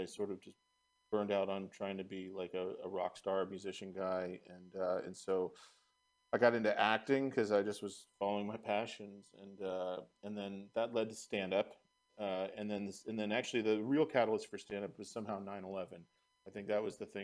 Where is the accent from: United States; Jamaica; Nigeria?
United States; Marin County, California; also born or lived in San Francisco; But I was raised in Marin County